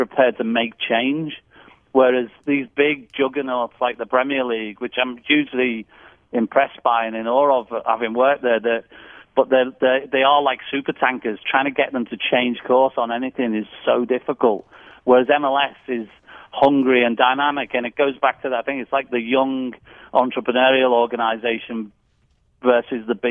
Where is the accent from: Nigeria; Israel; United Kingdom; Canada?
United Kingdom; England; moved away as an adult; now in Nashville, United States; I'm English